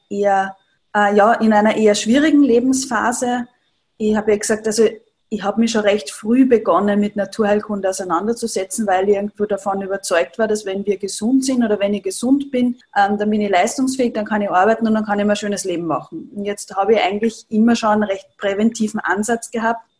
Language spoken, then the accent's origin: German; Upper Austria, Austria; now in Vienna, Austria; Ich komme aus Oberösterreich und habe eine Ayurveda-Praxis im siebten Bezirk in Wien.